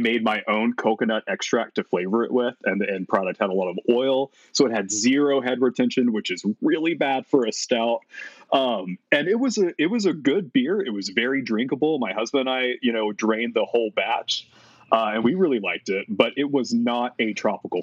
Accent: Texas, United States; moved away as an adult; also born or lived in Utah; I was moving from Utah back to my home state of Texas

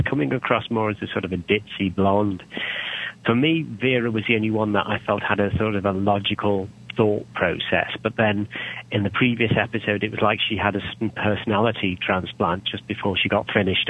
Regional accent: United Kingdom; I'm British

